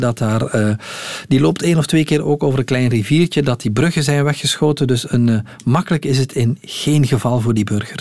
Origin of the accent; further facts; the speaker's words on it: Belgium; hier bij ons in de Ardennen